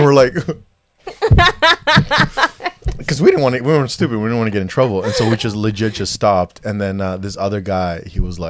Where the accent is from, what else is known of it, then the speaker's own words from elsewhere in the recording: Toronto, Ontario, Canada; I grew up in Scarborough